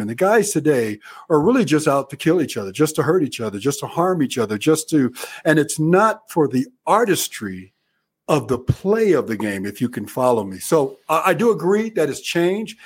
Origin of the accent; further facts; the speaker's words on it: Arizona, United States; I grew up in Arizona